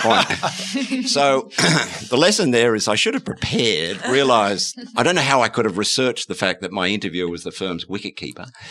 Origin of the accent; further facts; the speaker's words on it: Australia; as an Australian